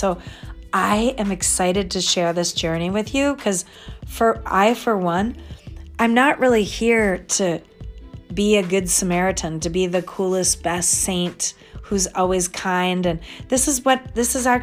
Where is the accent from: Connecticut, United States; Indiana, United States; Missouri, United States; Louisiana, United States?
Connecticut, United States; I was born in Connecticut